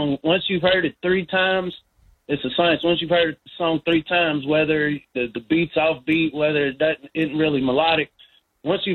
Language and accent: English; Lexington, Kentucky, United States; also born or lived in Mississippi; I was born in Mississippi, but I grew up in Lexington, north side Lexington